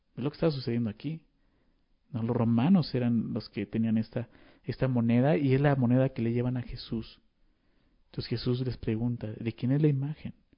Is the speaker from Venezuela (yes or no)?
no; Mexico; Nosotros como ciudadanos mexicanos tenemos obligaciones